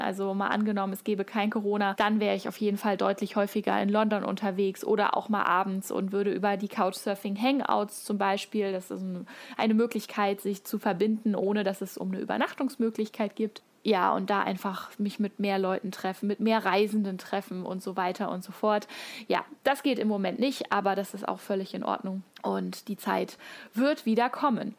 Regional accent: Hesse, Germany; ich komme aus Hessen

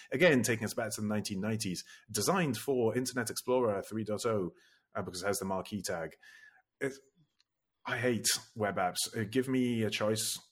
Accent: Italy; I grew up in Italy

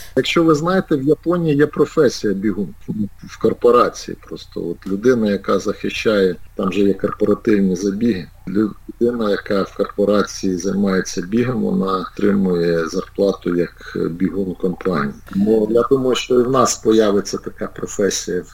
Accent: Cherkasy, Cherkasy Oblast, Ukraine; Черкаси, це саме те місто, де все почалося. Це моє рідне місто.

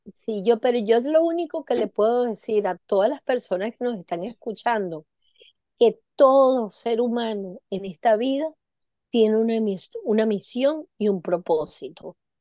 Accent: Venezuela; moved away; como yo tuve muchos años en Venezuela, toda mi, mi, mi infancia y mi, y mi adolescencia en Venezuela

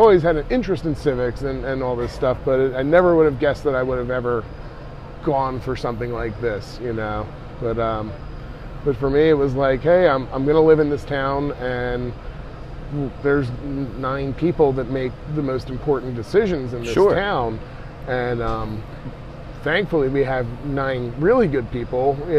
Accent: Philadelphia, Pennsylvania, United States; moved away as an adult; also born or lived in Feasterville, Pennsylvania; now in Lansdale, United States; So I grew up in Northeast Philly and in the suburbs just outside of Northeast Philly. My parents are from Fox Chase area. My whole family's pretty much from Fox Chase area originally.

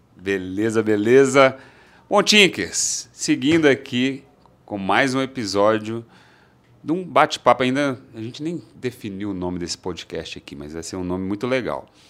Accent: Belo Horizonte, Minas Gerais, Brazil; eu também sou de Belo Horizonte

